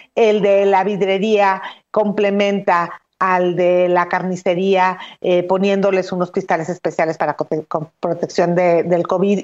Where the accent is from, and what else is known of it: Mexico